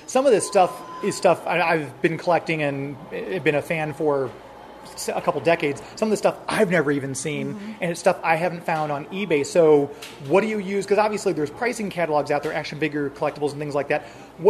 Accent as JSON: {"language": "English", "town": "St. Louis", "region": "Missouri", "country": "United States", "said": "I'm from St. Louis."}